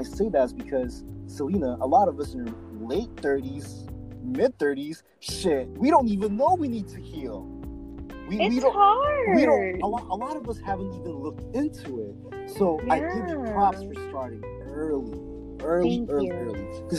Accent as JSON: {"language": "English", "country": "Philippines", "tie": "born or raised there", "said": "especially growing up in the Philippines. And like, if you're 6 to 11 there, you will remember a lot."}